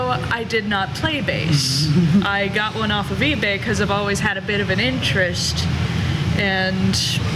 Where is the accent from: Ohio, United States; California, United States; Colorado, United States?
Ohio, United States; Oxford; And I'm from Oxford, Ohio. Those of you who know Miami University of Ohio, they were basically in my backyard. But it's sort of halfway between Dayton and Cincinnati.